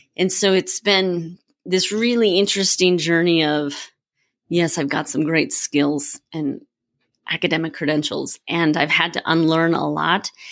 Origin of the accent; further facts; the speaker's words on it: Minnesota, United States; now in Colorado, United States; I'm from Minnesota